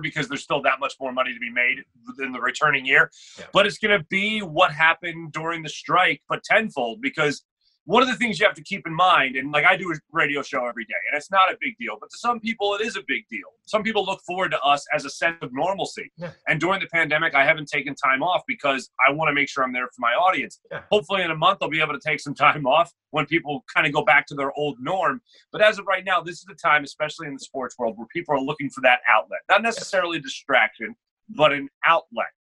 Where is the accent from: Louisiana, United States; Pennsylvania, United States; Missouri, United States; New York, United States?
Pennsylvania, United States; Philadelphia; I grew up here in Philadelphia